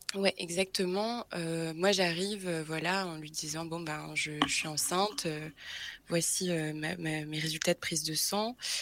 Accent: Brittany, France; now in Paris, France; je suis née en Bretagne

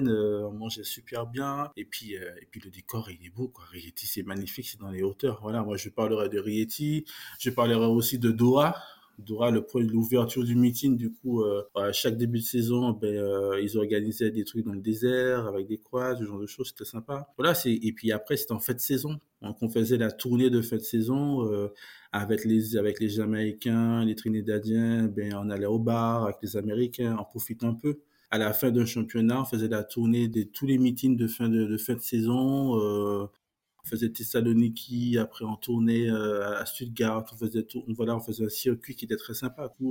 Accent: Martinique, France; Et moi, je suis un mec de la Caraïbe, je viens de la Martinique, je les ai côtoyés, ils me connaissent

